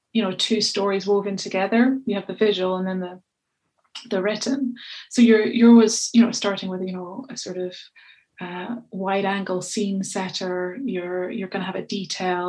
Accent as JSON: {"language": "English", "region": "Scotland", "country": "United Kingdom", "accent": "Scottish", "said": "my Scottish accent's fairly unintelligible"}